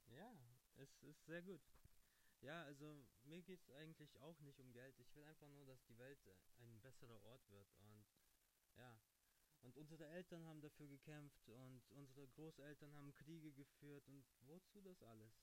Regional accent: Kazakhstan; moved away; ich bin in Kasachstan geboren

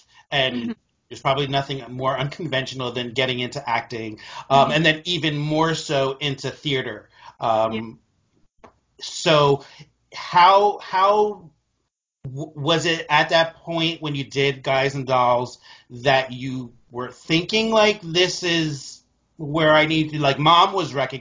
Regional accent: New Jersey, United States; I grew up in New Jersey

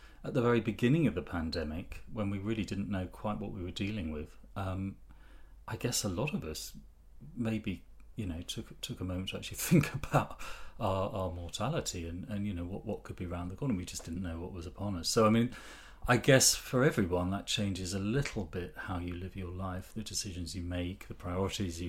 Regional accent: Ipswich, East of England, United Kingdom; I was brought up in Ipswich

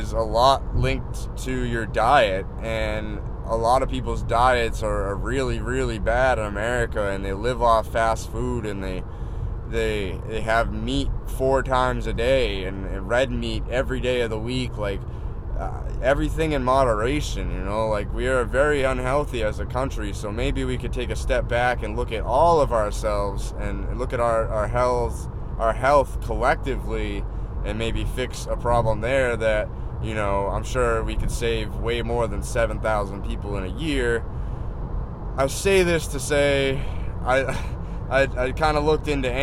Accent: East Coast, United States; moved away as an adult; I'm born and raised in the East Coast.

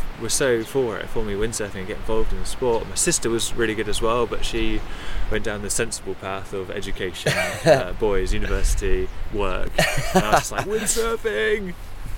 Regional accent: Oxford, South East England, United Kingdom; I'm originally from Oxford. So for me, I'm pretty landlocked from back in my childhood.

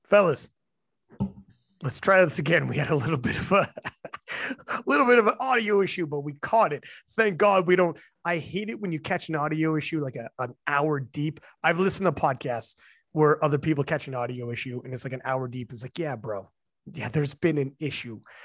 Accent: Canada; I'm Canadian

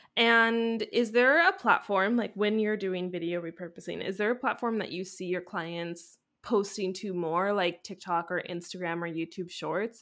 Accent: Canada; as a Canadian

